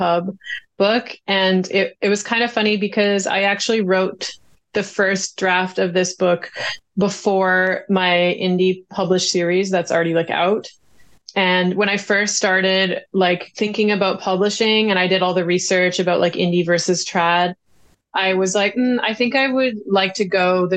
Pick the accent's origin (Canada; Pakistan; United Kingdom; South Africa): Canada; BC, British Columbia; my hometown in BC